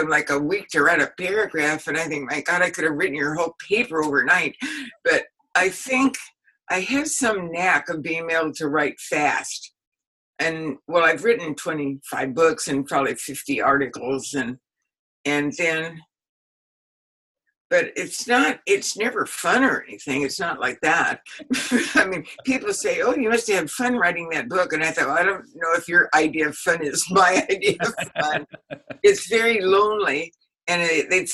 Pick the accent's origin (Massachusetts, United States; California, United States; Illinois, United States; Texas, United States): California, United States; Newport Beach; moved away as an adult; now in San Diego, United States; I grew up in Balboa Island, where everybody has a sailboat